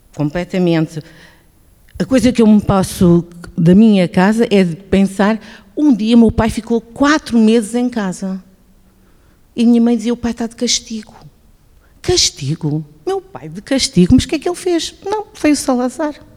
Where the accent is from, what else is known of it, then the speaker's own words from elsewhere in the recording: Goa, India; moved away; Eu nasci em Goa e meu pai era chefe de esquadra de Quepem